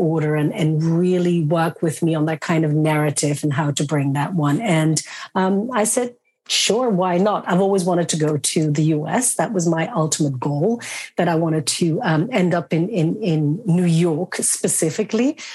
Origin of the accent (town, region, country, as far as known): Belgium; born or raised there; moved away as an adult; also born or lived in London